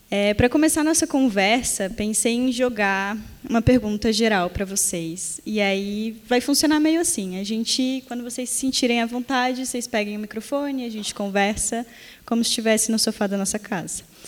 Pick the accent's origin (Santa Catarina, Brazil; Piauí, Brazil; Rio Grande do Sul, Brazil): Santa Catarina, Brazil; Florianópolis, Balneário Camboriú; somos de Florianópolis, Balneário Camboriú